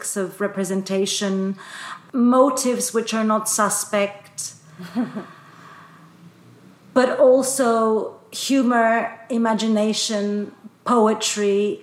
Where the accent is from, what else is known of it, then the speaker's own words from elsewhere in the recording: Athens, Attica, Greece; moved away as an adult; also born or lived in London; now in Brussels, Belgium; I was born in Athens, studied in London, and now live in Brussels.